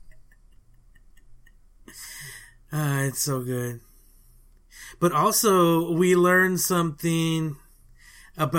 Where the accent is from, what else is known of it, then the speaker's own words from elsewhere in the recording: South Texas, United States; That ain't how we roll in South Texas